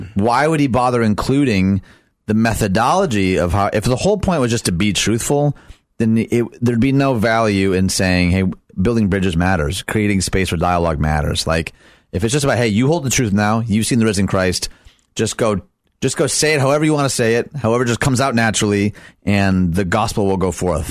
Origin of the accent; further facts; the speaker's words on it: Michigan, United States; Michigan, my home state